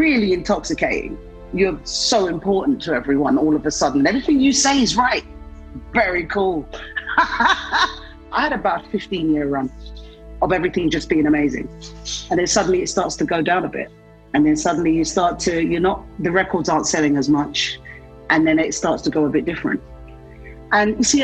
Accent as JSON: {"language": "English", "region": "London", "country": "United Kingdom", "tie": "born or raised there", "said": "I was born in London"}